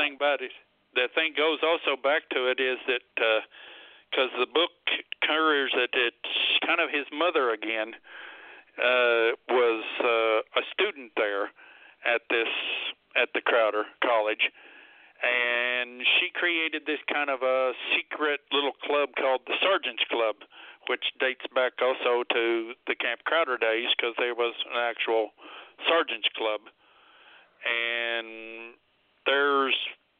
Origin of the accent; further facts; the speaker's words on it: Cassville, Missouri, United States; my hometown of Cassville